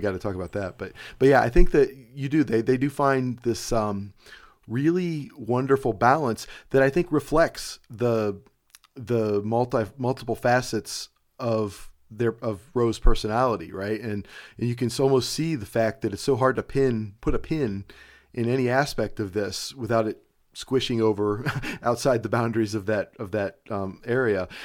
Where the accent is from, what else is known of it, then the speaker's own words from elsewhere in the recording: Cleveland, Ohio, United States; I live in Ohio, or, or I'm from Cleveland, Ohio